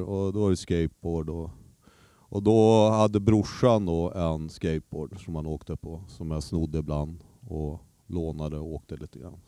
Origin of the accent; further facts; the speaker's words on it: Umeå, Västerbotten County, Sweden; also born or lived in Skellefteå; Jag flyttade från Skellefteå till Umeå när jag började tvåan, lågstadiet